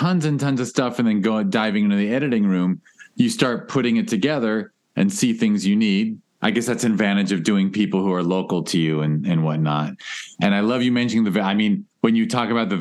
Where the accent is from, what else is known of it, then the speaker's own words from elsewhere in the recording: Los Angeles, California, United States; we live in Los Angeles